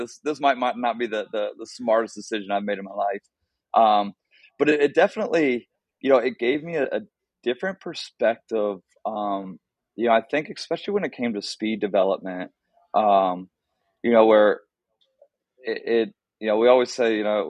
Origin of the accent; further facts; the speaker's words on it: Columbus, Ohio, United States; moved away as an adult; also born or lived in Pittsburgh, Pennsylvania; now in Naperville, United States; growing up in Columbus, Ohio, straight West Side guy